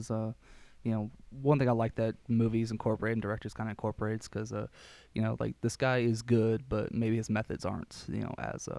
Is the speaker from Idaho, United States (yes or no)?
no; Austin, Texas, United States; now in Lubbock, United States; I am from Austin, Texas. I am a CMI major here at Texas Tech.